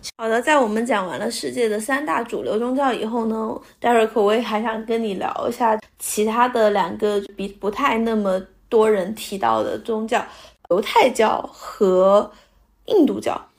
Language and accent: Chinese; China; 你这个这跟中我们中国人拜财神爷的